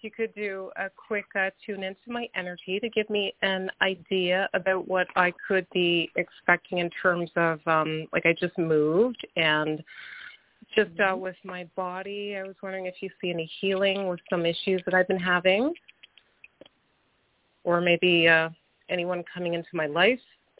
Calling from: Canada

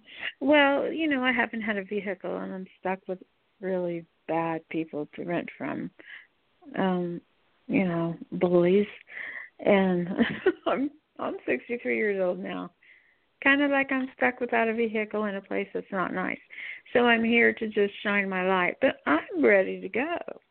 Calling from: Florida, United States; Hi, this is … from South Florida.

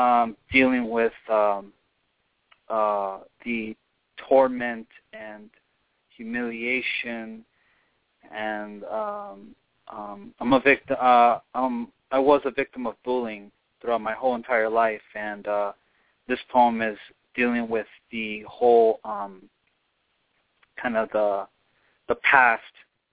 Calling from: Los Angeles, California, United States; I'm calling from what I like to call Hollywood Babylon.

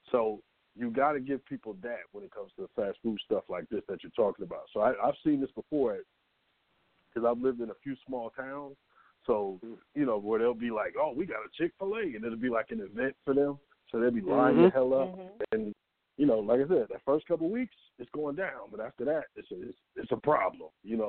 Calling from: Atlanta, Georgia, United States; Yeah, this is … I'm in Atlanta.

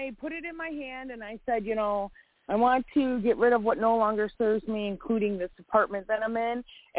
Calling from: Illinois, United States; I'm calling from Illinois.

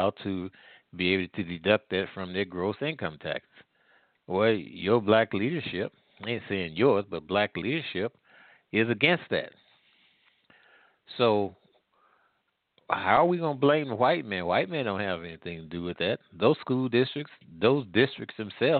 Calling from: St. Louis, Missouri, United States; I'm calling here from the Midwest in the St. Louis area

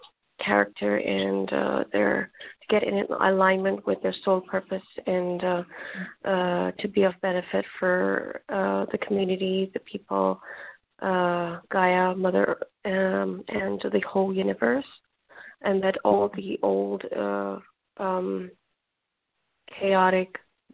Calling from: Toronto, Ontario, Canada; I'm calling from Ontario, Toronto.

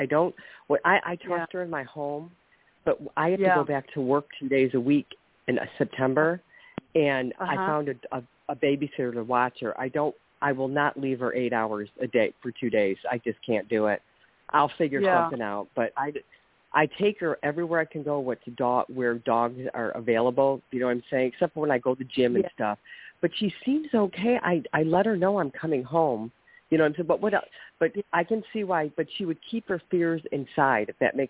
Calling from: Ohio, United States; from Ohio, and good evening.

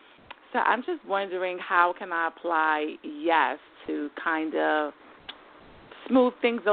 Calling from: New York, United States; New York.

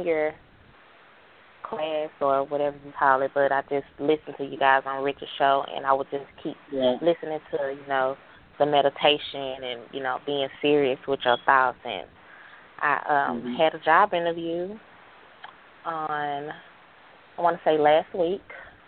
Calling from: Dallas, Texas, United States; I'm out of Dallas. So I'm calling from Dallas.

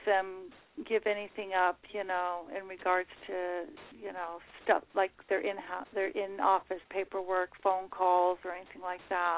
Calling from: Long Beach, California, United States; I'm calling from Long Beach

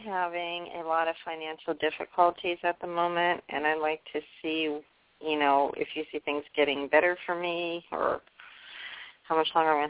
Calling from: Nevada, United States; I'm calling you from Nevada.

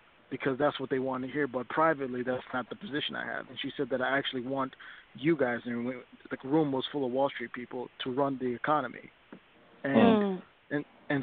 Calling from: Nashville, Tennessee, United States; I'm calling from Nashville

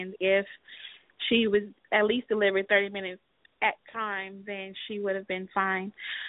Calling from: Atlanta, Georgia, United States

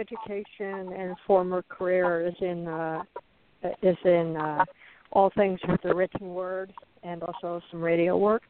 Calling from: Arizona, United States; I'm calling from Arizona.

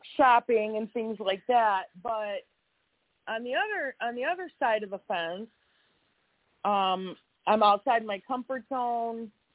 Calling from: Illinois, United States; I'm calling from Illinois.

